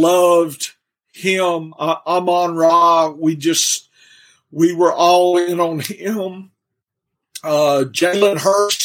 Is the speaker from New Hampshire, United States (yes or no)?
no; Louisiana, United States; moved away as an adult; now in Arkansas, United States; lived in Louisiana most of my life